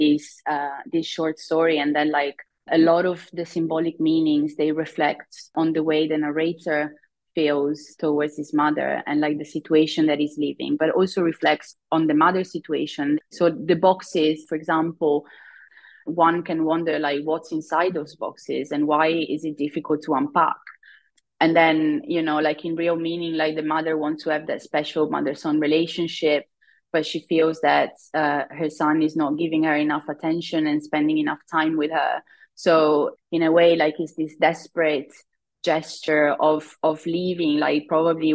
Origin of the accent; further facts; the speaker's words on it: Italy; now in United Kingdom; I live in the UK. I'm originally from Italy.